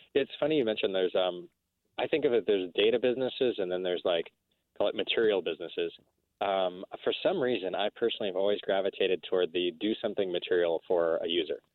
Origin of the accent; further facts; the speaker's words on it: El Paso, Texas, United States; moved away; also born or lived in Midwest; my mom went to go work for the U.S. military uh, down on the Mexican border in El Paso, Texas, as a doctor, and my father went to teach uh, surgery at Texas Tech on the on, on the border. And so I grew up